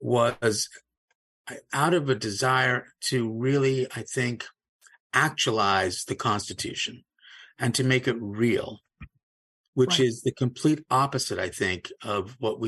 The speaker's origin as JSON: {"language": "English", "town": "Cape Town", "region": "Western Cape", "country": "South Africa", "tie": "born or raised there", "moved": "yes", "lives_now": "United States", "said": "I wasn't born in the United States. I was born in Cape Town, South Africa, was a British subject, didn't move here until the 60s or so."}